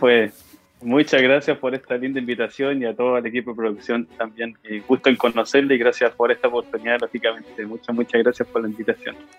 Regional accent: Concepción, Biobío, Chile; moved away as an adult; cuando yo entré al liceo y escuché el coro del liceo de Enrique Molina, de donde soy yo, de gran Enrique Molina

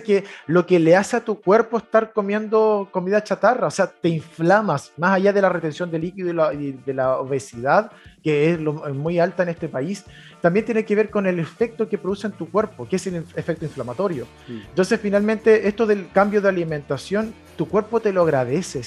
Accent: Coihueco, Ñuble, Chile; also born or lived in Chillán; nací en Chillán. Eh, ahí, mira, nací simplemente en Chillán. De ahí me fui a vivir a Coihueco, a un pueblo cercano a la cordillera de Chillán eh, y ahí estuve viviendo hasta como los 13 años.

